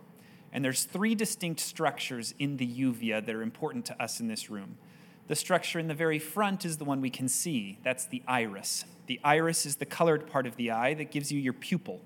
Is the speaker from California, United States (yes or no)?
no; Cleveland, Ohio, United States; I grew up mostly in Cleveland, Ohio, while my father was researching at the Cleveland Clinic in Ohio